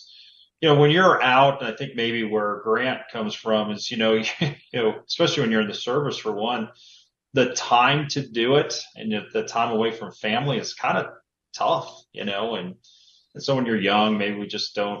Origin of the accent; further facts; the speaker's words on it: Prescott, Arizona, United States; moved away as an adult; also born or lived in Alaska; did very little hunting growing up in Prescott